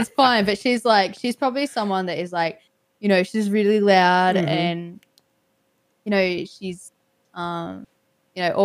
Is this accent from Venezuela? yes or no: no; Australia; being Australian